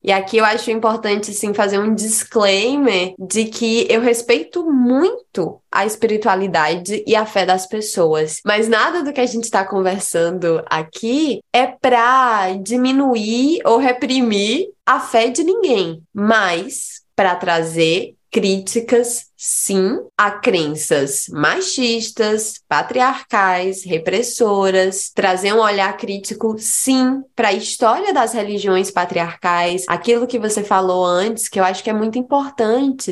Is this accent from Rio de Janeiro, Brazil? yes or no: no; Fortaleza, Ceará, Brazil; also born or lived in Juazeiro do Norte; Eu sou de Fortaleza, mas quando os meus pais se separaram, eu fui pro interior.